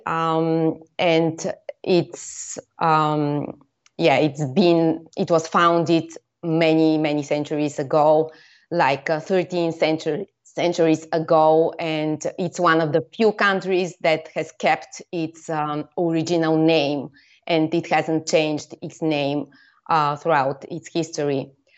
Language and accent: English; Bulgaria; I come from Bulgaria, where I lived most of the time